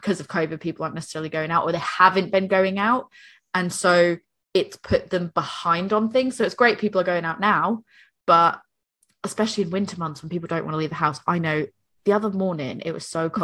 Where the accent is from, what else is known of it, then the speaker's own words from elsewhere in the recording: Northeastern United States, United States; moved away; I speak as an American, I speak as like a Northeastern American